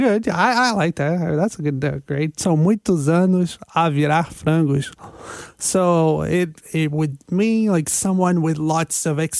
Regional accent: Brazil; moved away; all these expressions are expressions very common in Portugal, and I'm not from Portugal. Oh, I was raised in Brazil.

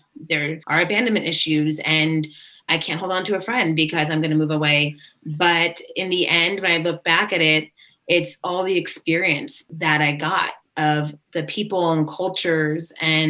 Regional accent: Japan; also born or lived in Sacramento; I wouldn't know because I was there for maybe a couple of years that I don't remember. And then we moved to Japan.

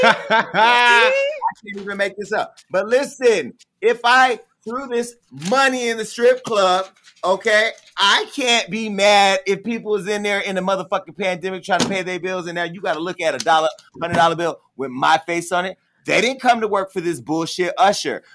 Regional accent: United States; moved away; My hometown right now, I had a black mayor who was a Democrat who did not serve our community. Mayor Tubbs

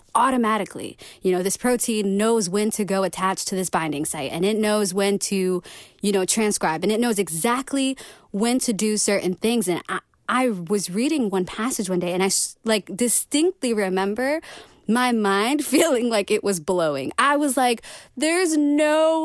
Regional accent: St. Louis, Missouri, United States; now in Rochester, United States; I'm from St. Louis. I'm from, which is like really down in Missouri. It's kind of like in the southern central part of the states. I grew up there.

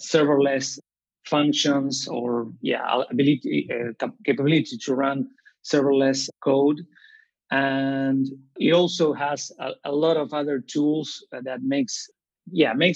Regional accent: Rosario, Santa Fe, Argentina; now in Buenos Aires, Argentina; I'm from Rosario, Argentina, and I'm currently living in Buenos Aires

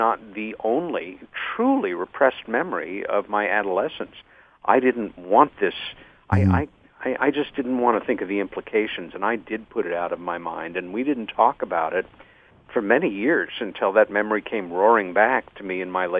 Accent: Long Island, New York, United States; my sister Helen and I had a sighting growing up on Long Island, New York, when I was 14

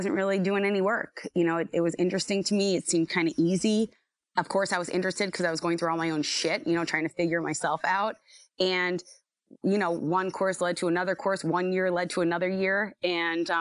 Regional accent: Scranton, Pennsylvania, United States; I was born and raised here

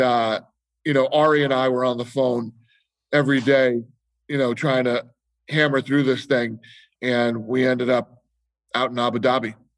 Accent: Las Vegas, Nevada, United States; I grew up here in Vegas

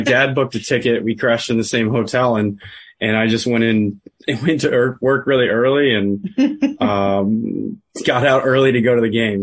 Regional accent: Buffalo, New York, United States; Born and raised in Buffalo, New York, but my dad's from Pittsburgh

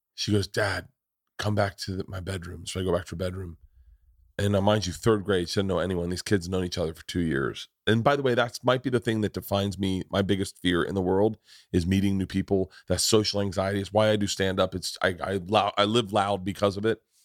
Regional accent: Florida, United States; I grew up in Florida

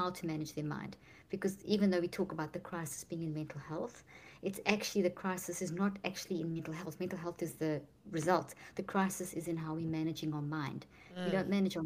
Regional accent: South Africa; moved away as an adult; also born or lived in Italy; now in United States; I'm from South Africa, but I've been in the States for the last 15 years almost

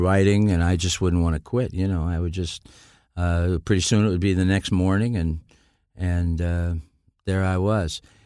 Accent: Niles, Michigan, United States; also born or lived in Dayton, Ohio; I was born in Dayton, Ohio. I was raised in Niles, Michigan

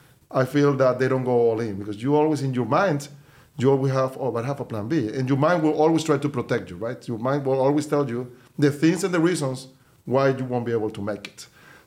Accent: Venezuela; moved away as an adult; now in United States; Yeah, well, I'm from Venezuela originally, so I moved to the U.S. 22 years ago in 2000. I was moved with my wife. We were the first people in my family to actually move

